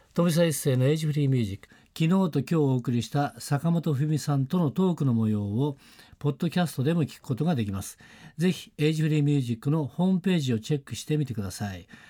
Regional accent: Nagano, Japan; 長野私の地元ですから

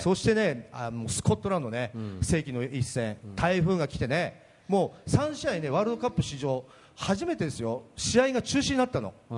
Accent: Akita, Japan; 秋田県の小川市で、ね、本家の長男で生まれ育った

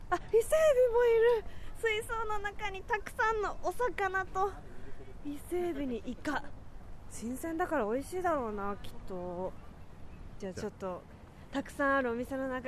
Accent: Yokohama, Kanagawa, Japan; 横浜ですあ横浜

